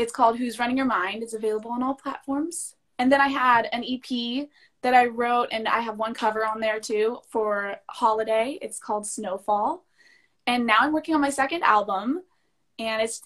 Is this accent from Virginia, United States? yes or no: no; Louisville, Kentucky, United States; I was born in Louisville, Kentucky